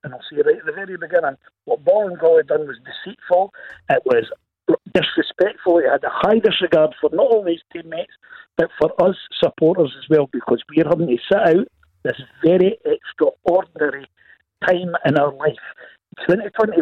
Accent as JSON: {"language": "English", "region": "Scotland", "country": "United Kingdom", "said": "as a Scotsman"}